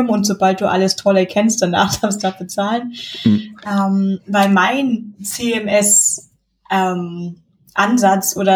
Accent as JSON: {"language": "German", "town": "Munich", "region": "Bavaria", "country": "Germany", "said": "aber als, sie sind, als, Münchner ist mir die Regionalität ja sehr wichtig."}